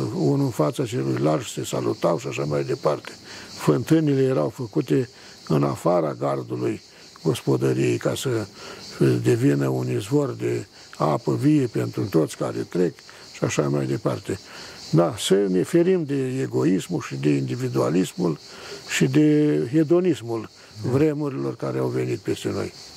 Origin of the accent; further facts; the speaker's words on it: Botoșani County, Romania; din același județ în care m-am născut și eu